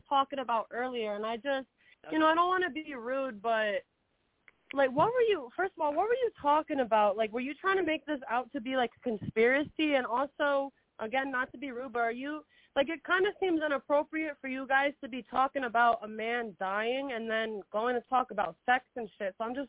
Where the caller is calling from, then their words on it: New York, United States; New York. I'm calling from New York.